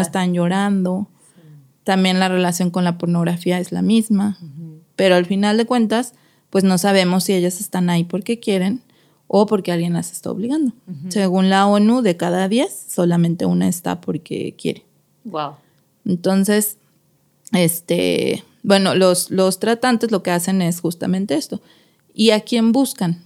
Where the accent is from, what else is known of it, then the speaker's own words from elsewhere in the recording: Mexico City, Mexico; moved away as an adult; now in Guadalajara, Mexico; soy de la Ciudad de México